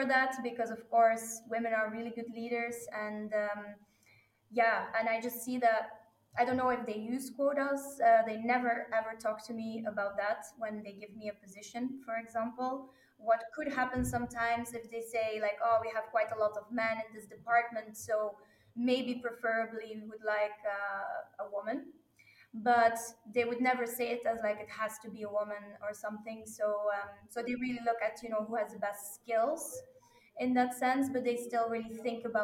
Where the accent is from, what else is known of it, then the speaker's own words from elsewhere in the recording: Belgium; moved away as an adult; also born or lived in Pardubice; I'm from Belgium